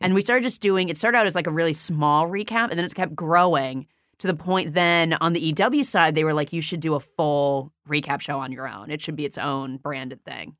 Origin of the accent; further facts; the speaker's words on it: Indiana, United States; moved away as an adult; also born or lived in New York City; now in Los Angeles, United States; I grew up in Indiana